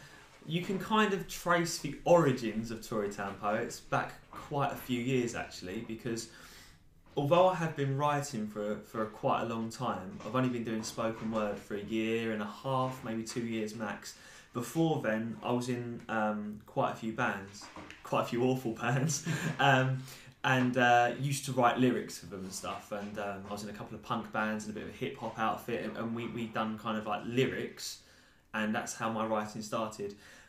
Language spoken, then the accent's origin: English; Basildon, East of England, United Kingdom; A lot of it is about my experiences growing up in this town